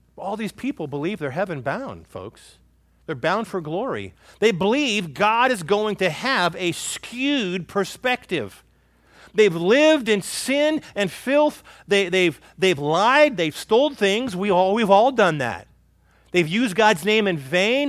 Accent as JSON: {"language": "English", "region": "California", "country": "United States", "tie": "born or raised there", "moved": "yes", "said": "where I grew up in California"}